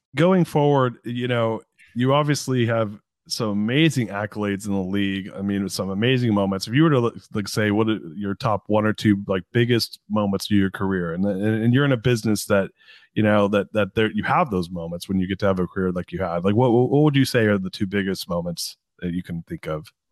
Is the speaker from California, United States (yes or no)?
yes; Anaheim, California, United States; I grew up in Anaheim. I was born in Anaheim, and I grew up in Orange County